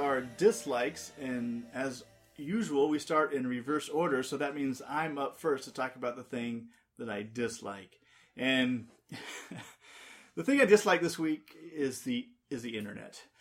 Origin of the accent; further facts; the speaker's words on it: Southern California, United States; as a kid growing up in Southern California